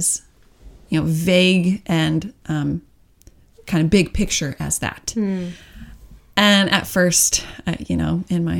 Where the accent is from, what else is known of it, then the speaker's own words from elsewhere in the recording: Oklahoma City, Oklahoma, United States; moved away as an adult; born and raised in Oklahoma, one of six kids